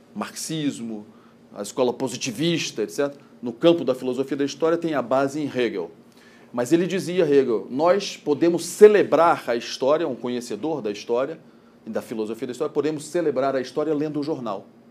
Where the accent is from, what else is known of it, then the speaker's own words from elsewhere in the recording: Brasília, Federal District, Brazil; Eu sou de Brasília, posso dizer isso, nasci aqui.